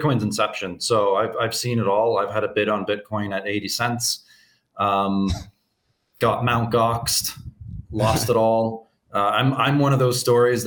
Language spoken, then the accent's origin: English; Canada; moved away as an adult; now in Anguilla; I'm originally from Canada. I left Canada in 2017 and settled in a Caribbean nation called Anguilla